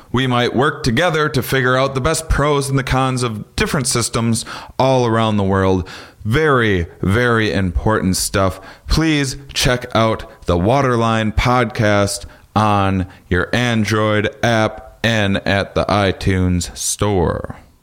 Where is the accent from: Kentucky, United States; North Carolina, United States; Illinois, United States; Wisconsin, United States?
Wisconsin, United States; La Crosse; where I grew up in La Crosse, Wisconsin.